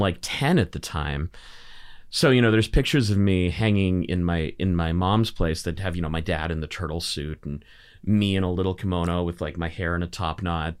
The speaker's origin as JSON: {"language": "English", "town": "Burnaby", "region": "British Columbia", "country": "Canada", "tie": "born or raised there", "said": "I grew up in Burnaby, of all places."}